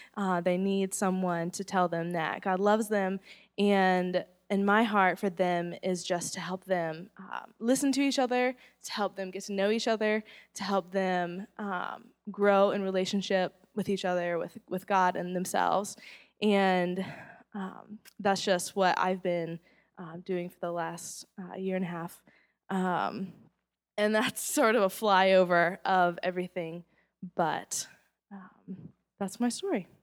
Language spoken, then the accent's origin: English; Charlotte, North Carolina, United States; I grew up in Charlotte